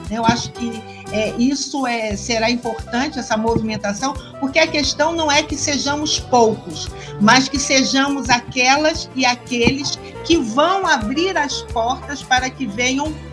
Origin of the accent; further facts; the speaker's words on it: Rio de Janeiro, Brazil; Olha, como boa carioca que sou, eu amo samba